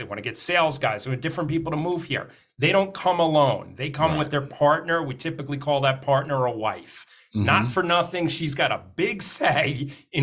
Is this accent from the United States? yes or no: yes; Northeast, United States; now in Phoenix, United States; I'm originally from the Northeast.